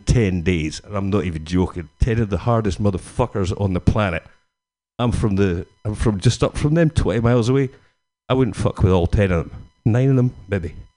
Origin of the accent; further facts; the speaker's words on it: Scotland, United Kingdom; Being Scottish